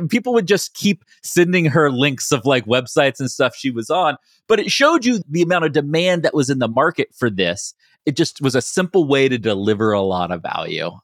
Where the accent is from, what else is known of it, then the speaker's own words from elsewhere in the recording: West Virginia, United States; moved away; I grew up in West Virginia